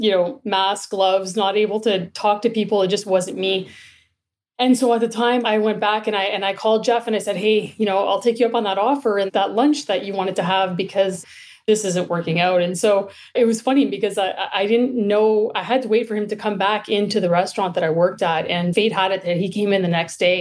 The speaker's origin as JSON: {"language": "English", "town": "Sudbury", "region": "Ontario", "country": "Canada", "tie": "born or raised there", "moved": "as an adult", "lives_now": "Toronto, Canada", "said": "I grew up in Sudbury, Northern Ontario"}